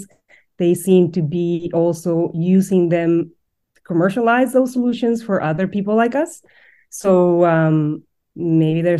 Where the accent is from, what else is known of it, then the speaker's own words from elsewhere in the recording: Mexico; moved away; I'm originally from Mexico.